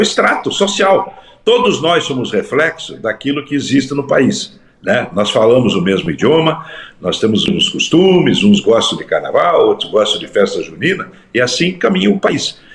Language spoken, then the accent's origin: Portuguese; Brazil; eu também sou brasileiro, né? apesar de oriundo e descendente de portugueses